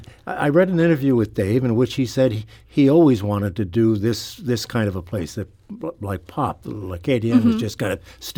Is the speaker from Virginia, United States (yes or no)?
no; New Jersey, United States; moved away; I'm from New Jersey.